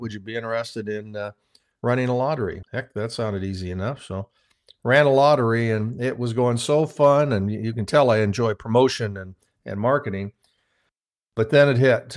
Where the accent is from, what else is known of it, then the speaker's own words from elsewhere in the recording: Midwest, United States; I started out on a farm, small farm in the Midwest